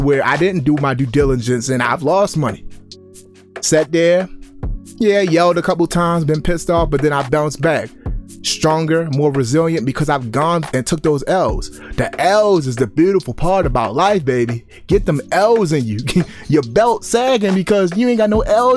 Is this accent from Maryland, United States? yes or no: yes; Baltimore, Maryland, United States; I grew up in Baltimore, Maryland